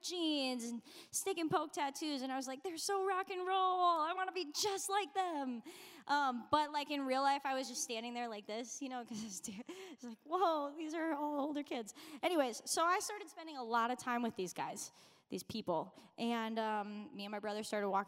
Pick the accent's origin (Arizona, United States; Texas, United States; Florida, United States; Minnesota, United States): Minnesota, United States; I grew up in Minnesota, honestly, like just down the road from here